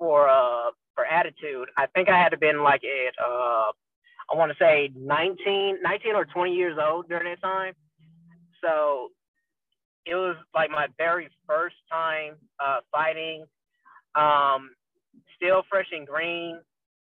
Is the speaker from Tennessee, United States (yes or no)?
yes; Memphis, Tennessee, United States; I was born and raised in Memphis, Tennessee